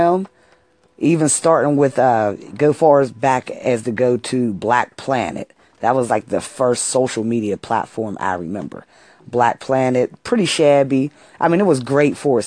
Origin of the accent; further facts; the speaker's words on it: Pittsburgh, Pennsylvania, United States; I'm from Pittsburgh, Pennsylvania